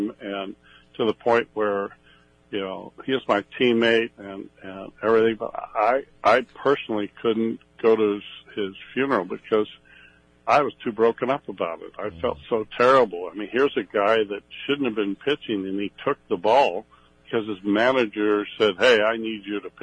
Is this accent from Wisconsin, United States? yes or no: no; Southern California, United States; I was born and raised in Southern California